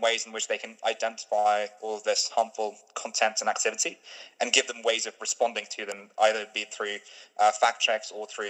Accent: Stone, West Midlands, United Kingdom; also born or lived in Cambridge; My hometown in the UK is Stone, the highest Brexit voting town in the UK, and where I was at the time was Cambridge, was the highest Remain voting town in the UK.

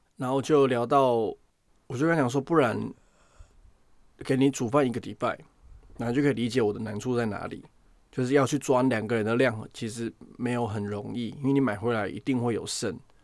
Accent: Taiwan; moved away as an adult; now in United Kingdom; 我人从台湾来到这边

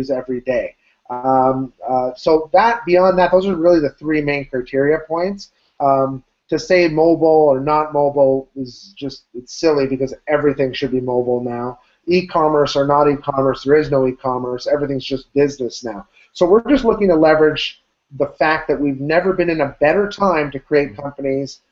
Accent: Ottawa, Ontario, Canada; I'm from Ottawa, Canada

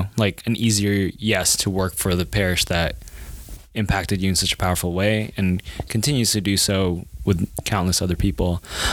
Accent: Philippines; moved away; I'm a immigrant from the Philippines, and you know, the faith is culture. Like it's just part of my culture.

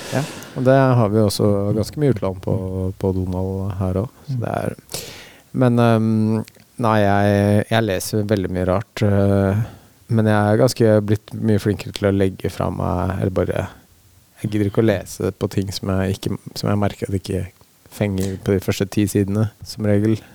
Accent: Oslo, Norway; moved away as an adult; now in Hokksund, Norway; jeg er fra Oslo opprinnelig

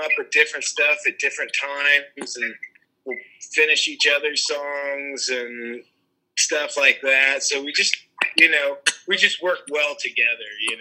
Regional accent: Kansas, United States; I grew up in Kansas

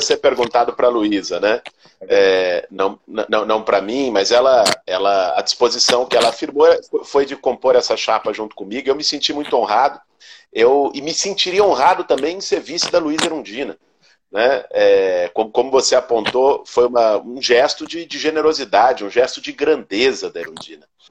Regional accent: São Paulo, Brazil; eu nasci em São Paulo, há 38 anos vivo na cidade de São Paulo

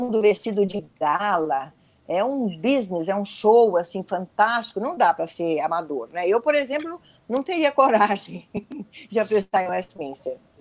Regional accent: Brazil; eu sou brasileira

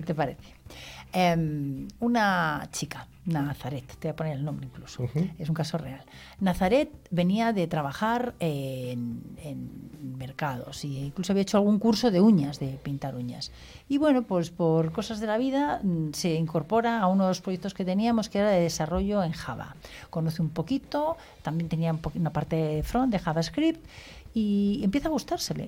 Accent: Spain; nosotros que somos españoles

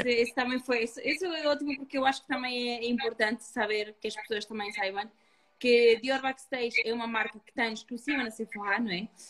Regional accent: Uruguay; moved away; eu nasci me criei no campo, no Uruguai

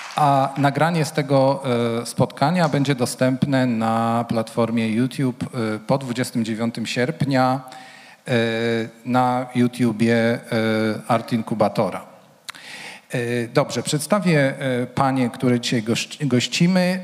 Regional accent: Łódź, Łódź Voivodeship, Poland; jestem łodzianinem

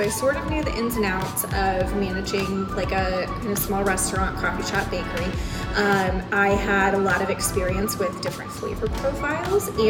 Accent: Springfield, Illinois, United States; moved away as an adult; also born or lived in El Salvador / Costa Rica / Texas / Michigan; I grew up in Springfield, but I moved away like a million times

